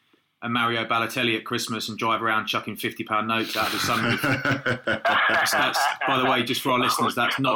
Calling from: Cardiff, Wales, United Kingdom; We're calling you from Cardiff Arms Park, mate. So I'm looking out over the pitch.

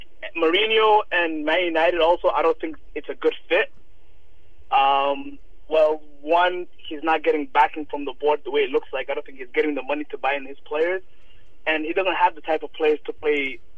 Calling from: Toronto, Ontario, Canada; I'm calling from Toronto, Canada.

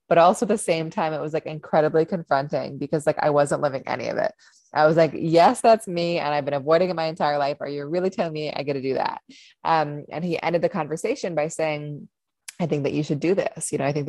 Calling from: New York, United States; I am joining from upstate New York. I moved up here from a city about 6 months ago.

